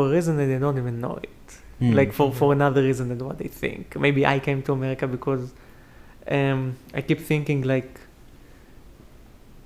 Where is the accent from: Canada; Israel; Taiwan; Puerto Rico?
Israel; moved away as an adult; now in United States; I'm from Israel.